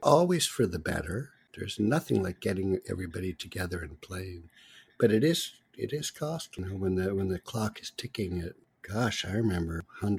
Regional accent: Quebec, Canada; now in Toronto, Canada; I'm from Quebec.

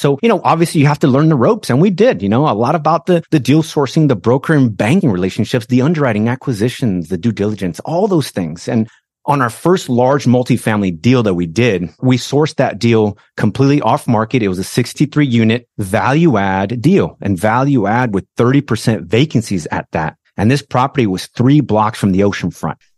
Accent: Brazil; English is a second language; moved away as an adult; now in United States; I was born in Brazil, immigrated to the States as a young man, all right? So I didn't speak the language

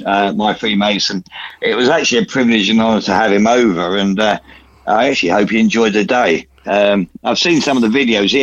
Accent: United Kingdom; We're British.

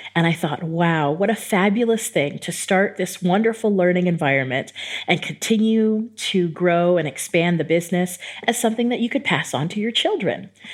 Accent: San Diego, California, United States; moved away as an adult; also born or lived in New York / Texas / El Paso, Texas / Japan; now in Tirana, Albania; I grew up in San Diego, California, and I was raised in a family

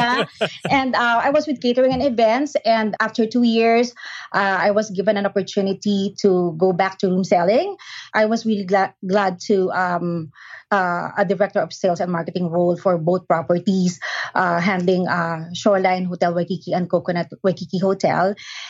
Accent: Philippines; moved away as an adult; now in Hawaii, United States; when I was in my home country, Philippines.

